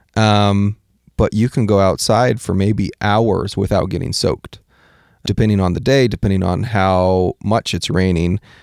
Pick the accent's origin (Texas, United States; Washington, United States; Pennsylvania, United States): Washington, United States; moved away; also born or lived in California; I am from Washington